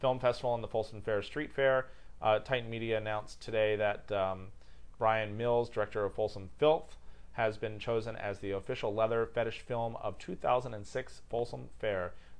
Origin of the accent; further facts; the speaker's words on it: Australia; I'm from Australia. He'll know it.